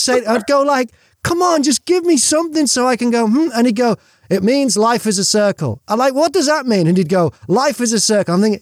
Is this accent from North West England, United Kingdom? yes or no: yes; North West England, United Kingdom; moved away; also born or lived in New Zealand / Australia; I'm British. I grew up in the northwest of England, but also lived in New Zealand and Australia.